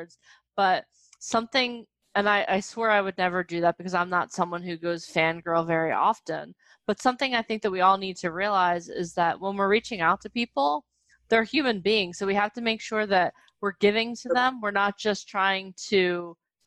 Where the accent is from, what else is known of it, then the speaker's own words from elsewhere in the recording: New Jersey, United States; We're from Jersey